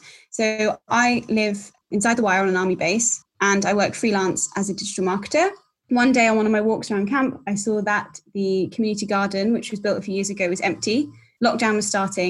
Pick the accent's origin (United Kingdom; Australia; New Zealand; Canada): United Kingdom; London; moved away as an adult; I'm originally a Londoner